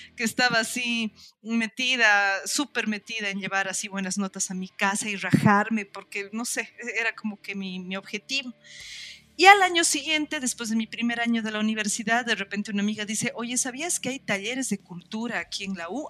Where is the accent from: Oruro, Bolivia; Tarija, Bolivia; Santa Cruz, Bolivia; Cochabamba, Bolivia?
Oruro, Bolivia; moved away as an adult; also born or lived in Potosí; now in La Paz, Bolivia; Yo he vivido en Oruro eh, toda mi época del colegio. Desde que estoy entre en prekinder kinder hasta que salgo bachiller, he estado en el mismo colegio, he vivido en la mm. misma ciudad